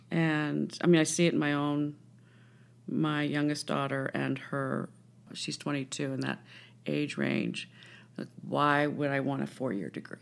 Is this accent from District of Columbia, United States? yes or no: yes; Washington, District of Columbia, United States; I grew up in Washington, D C